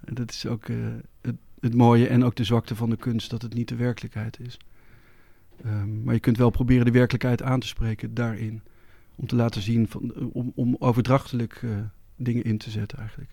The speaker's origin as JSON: {"language": "Dutch", "country": "Netherlands", "said": "als Nederlander, als West-Europeaan"}